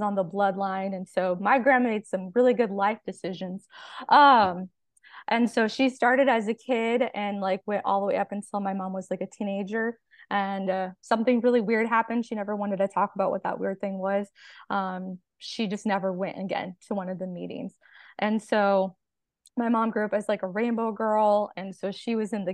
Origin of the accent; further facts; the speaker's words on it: California, United States; moved away as an adult; now in Arkansas, United States; I'm originally from California. I was born and raised there.